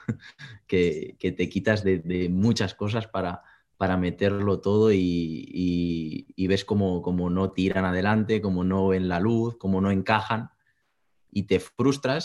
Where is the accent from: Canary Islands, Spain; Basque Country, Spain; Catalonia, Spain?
Catalonia, Spain; Granollers; soy de Barcelona, un pueblecito muy cercano que se llama Granollers